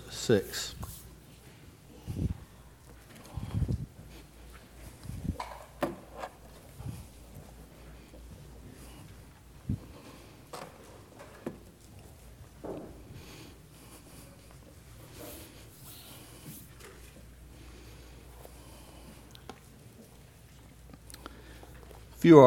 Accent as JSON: {"language": "English", "town": "Biloxi", "region": "Mississippi", "country": "United States", "tie": "born or raised there", "said": "I grew up in Biloxi, didn't grow up in North Mississippi. Grew up a coast fella"}